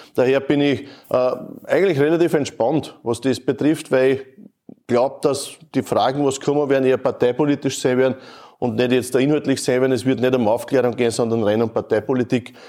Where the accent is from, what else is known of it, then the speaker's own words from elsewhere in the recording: Neuhofen an der Ybbs, Lower Austria, Austria; Wir sind in der Kotmühle in Neuhof an der Ips. Äh, meine Heimat.